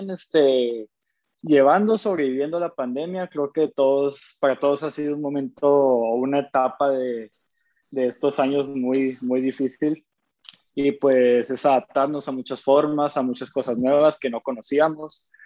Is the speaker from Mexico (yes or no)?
yes; Chihuahua, Mexico; also born or lived in Tlaxcala; yo nací en Tlaxcala. Este, a los 20 días, mis, bueno, mi familia es de Chihuahua, a los 20 días de nacido vienen a registrarme aquí a, aquí a Chihuahua, que es donde vivo actualmente.